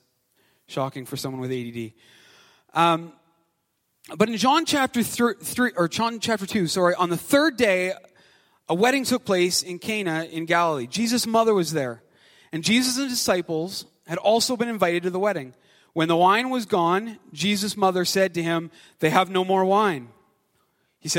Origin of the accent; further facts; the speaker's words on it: Canada; also born or lived in Ottawa; I'm Canadian